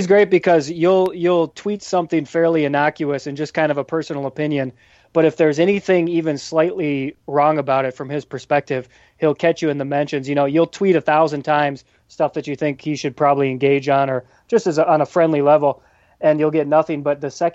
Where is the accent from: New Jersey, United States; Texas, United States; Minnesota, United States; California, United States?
Minnesota, United States; outside of Minneapolis; now in Chicago, United States; I grew up outside of Minneapolis, so I'm a Vikings guy.